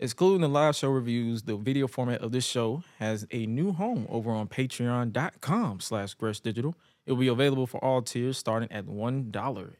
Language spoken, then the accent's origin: English; Atlanta, Georgia, United States; I was raised in the west side, so I'm all over Atlanta